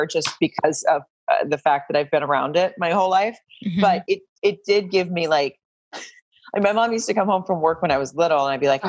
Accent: Farmington, Arkansas, United States; moved away as an adult; now in Los Angeles, United States; I grew up in a really small town called Farmington in Arkansas

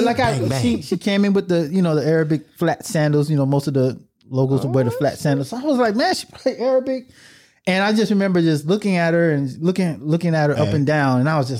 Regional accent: Miami, Florida, United States; moved away; I'm from Miami, Florida.

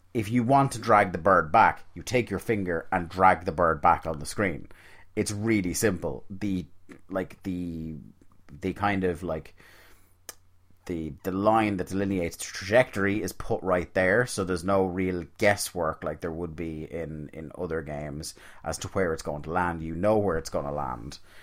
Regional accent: Ireland; being Irish

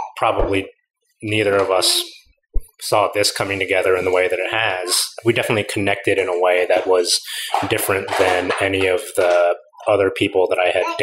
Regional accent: California, United States; moved away as an adult; now in New York, United States; I'm from California

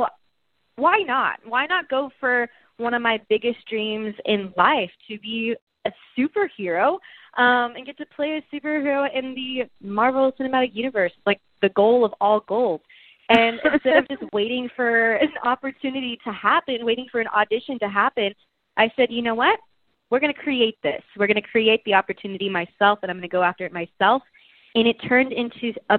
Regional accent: Texas, United States; We're both from Texas

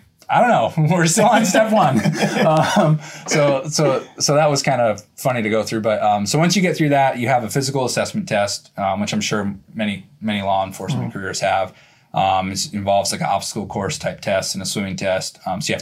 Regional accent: Florida, United States; I grew up in Florida hunting and fishing

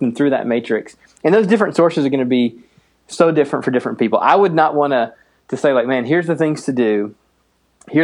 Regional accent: the East, United States; also born or lived in Minnesota; now in Minneapolis, United States; I grew up in the East

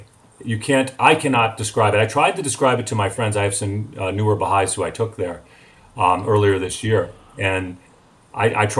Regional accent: Highland Park, Illinois, United States; in my hometown of Highland Park

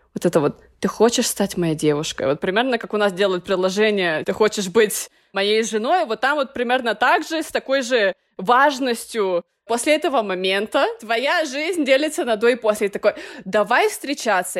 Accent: Russia; moved away as an adult; now in Nicaragua; я из России

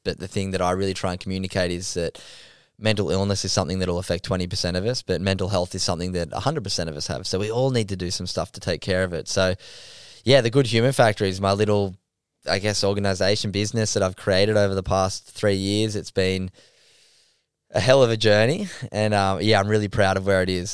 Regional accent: Sydney, New South Wales, Australia; I grew up in North Narrabeen down on Sydney's northern beaches

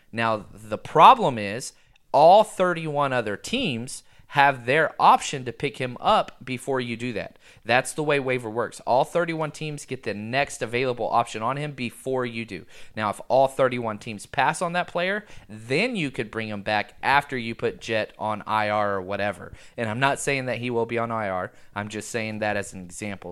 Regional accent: Texas, United States; I was born and raised in Texas

